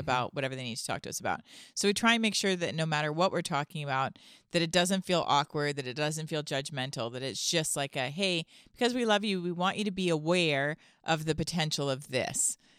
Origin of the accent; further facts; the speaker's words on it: Canada; now in United States; Canadian still, by the way. I mean, I'm American as well, but I was born Canadian.